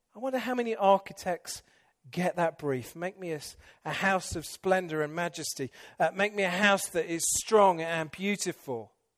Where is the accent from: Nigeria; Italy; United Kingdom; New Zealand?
United Kingdom; England; moved away; I'm English